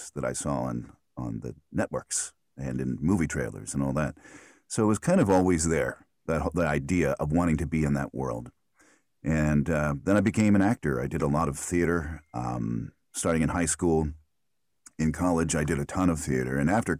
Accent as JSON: {"language": "English", "town": "Philadelphia", "region": "Pennsylvania", "country": "United States", "tie": "born or raised there", "accent": "Philly", "said": "And I grew up in Philadelphia. And my whole family has the Philly accent."}